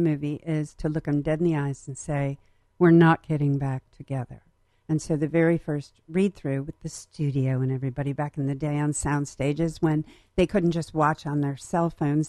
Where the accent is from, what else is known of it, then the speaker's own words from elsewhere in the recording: Ithaca, New York, United States; moved away as an adult; I was a jockette from Western New York, Central New York.